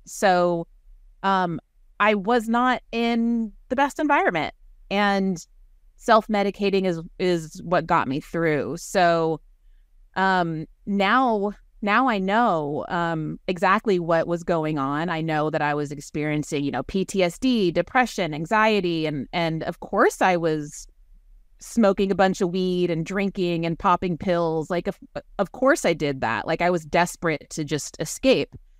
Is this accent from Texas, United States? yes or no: yes; Waco, Texas, United States; also born or lived in Northern California; I was raised in Waco, Texas, by a strong, opinionated feminist mom